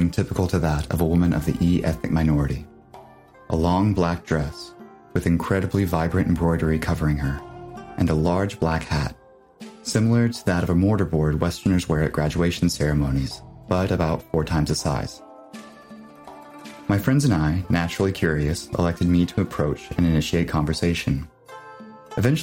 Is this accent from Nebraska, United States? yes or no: yes; Nebraska, United States; my hometown in Nebraska